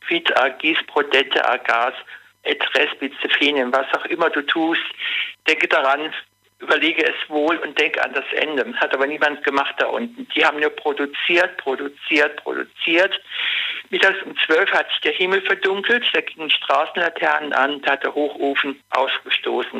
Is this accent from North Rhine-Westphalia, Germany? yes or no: yes; Duisburg, North Rhine-Westphalia, Germany; now in Kaiserslautern, Germany; Ich bin ein Kind des Ruhrpots